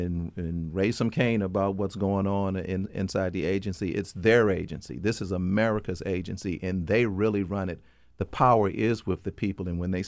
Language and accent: English; Michigan, United States; I'm from Michigan. So, I grew up in air pollution, and I know what that's like.